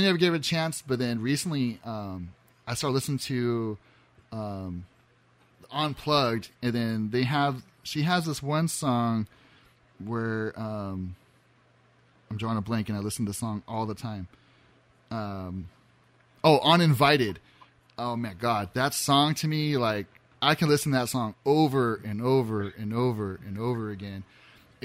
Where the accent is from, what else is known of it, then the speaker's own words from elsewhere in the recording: Azusa, California, United States; I grew up in Azusa